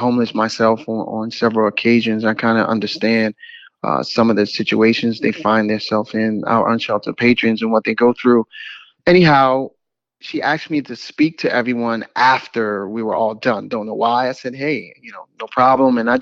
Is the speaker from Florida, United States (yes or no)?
no; New York City, New York, United States; also born or lived in Washington, D.C.; now in Atlanta, United States; I'm originally from Brooklyn, New York.